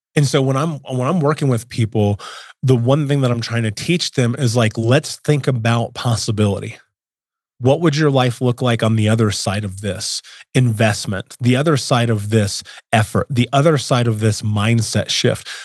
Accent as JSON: {"language": "English", "town": "Indianapolis", "region": "Indiana", "country": "United States", "tie": "born or raised there", "said": "I grew up in Indianapolis, in America, in the nineties, well, eighties and nineties."}